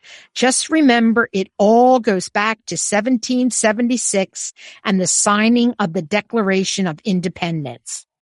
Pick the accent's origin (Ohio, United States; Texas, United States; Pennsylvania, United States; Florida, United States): Pennsylvania, United States; Philadelphia; Since I grew up in Philadelphia and still live in a suburb of Philly